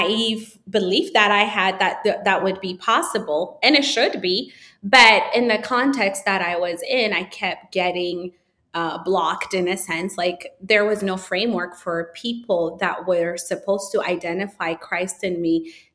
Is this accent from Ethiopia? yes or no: yes; Addis Ababa, Ethiopia; moved away as an adult; a city I grew up in Addis